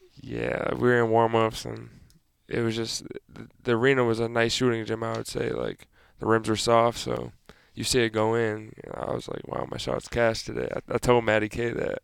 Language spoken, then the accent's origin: English; Massachusetts, United States; moved away; my hometown